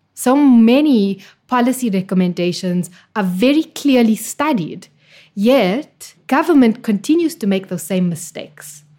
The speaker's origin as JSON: {"language": "English", "town": "Actonville", "region": "Gauteng", "country": "South Africa", "tie": "born or raised there", "said": "I was born in the East Rand in Johannesburg, a little town called Actonville"}